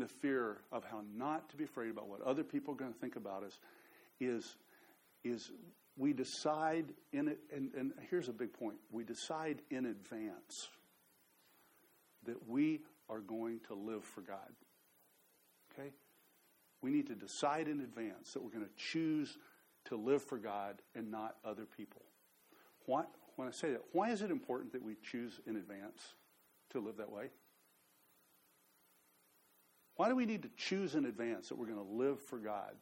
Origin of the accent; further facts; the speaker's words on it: Dallas area, Texas, United States; moved away as an adult; also born or lived in New Orleans; I grew up in Texas, and I grew up in the Dallas area